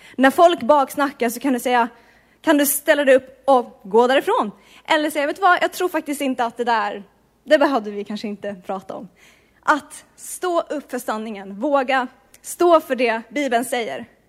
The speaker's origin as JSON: {"language": "Swedish", "country": "Sweden", "moved": "as an adult", "lives_now": "Bergen, Norway", "said": "jag kommer från Sverige"}